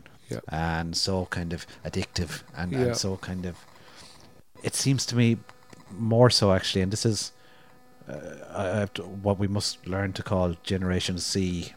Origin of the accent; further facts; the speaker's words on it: Limerick and Cork, Munster, Ireland; I grew up in Limerick and in Cork and lived in cities